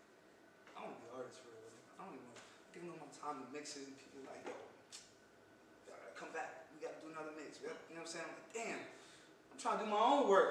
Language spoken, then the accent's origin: English; New York City, New York, United States; I was born in the Bronx